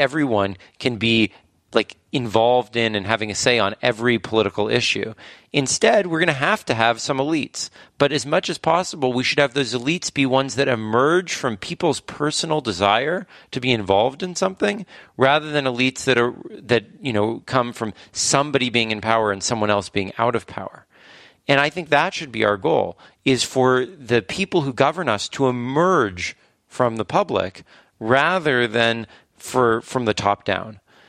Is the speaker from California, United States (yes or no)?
yes; California, United States; Yeah, well, I grew up in California.